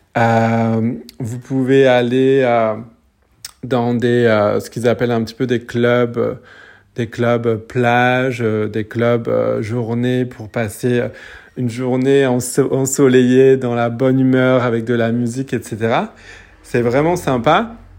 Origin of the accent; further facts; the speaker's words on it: French Polynesia; je suis de Tahiti